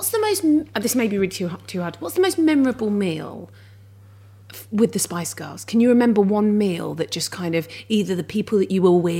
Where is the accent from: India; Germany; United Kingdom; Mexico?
United Kingdom; I'm southern.